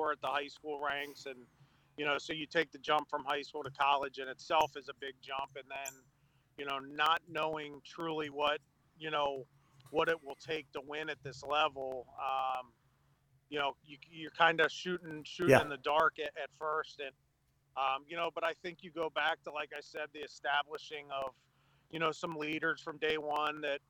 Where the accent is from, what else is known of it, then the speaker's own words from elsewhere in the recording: Maryland, United States; moved away as an adult; now in Pennsylvania, United States; So Maryland is actually my home state. It's where I'm from, where I grew up